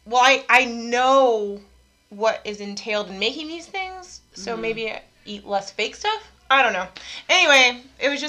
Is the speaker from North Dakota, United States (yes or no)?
yes; North Dakota or Minnesota, United States; now in Texas, United States; I am from up north. I am from North Dakota or Minnesota, kind of equally